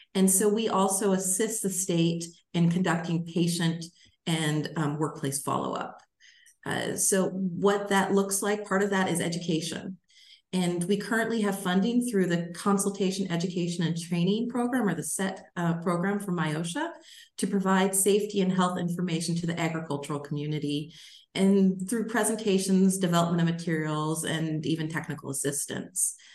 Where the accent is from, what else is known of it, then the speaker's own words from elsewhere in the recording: Alaska, United States; now in Michigan, United States; I grew up in Alaska